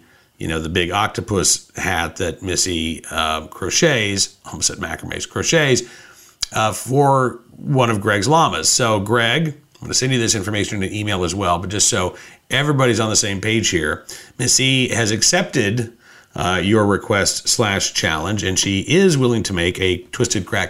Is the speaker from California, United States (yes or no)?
no; Oklahoma, United States; now in Virginia, United States; growing up in Oklahoma